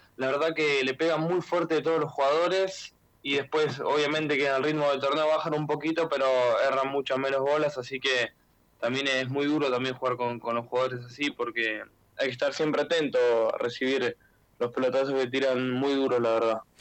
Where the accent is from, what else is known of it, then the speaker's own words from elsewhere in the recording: Buenos Aires, Argentina; also born or lived in Villa Gesell, Argentina; now in Italy; venirme a Buenos Aires cuando tenía 7, 8, por ejemplo, 7, 8 años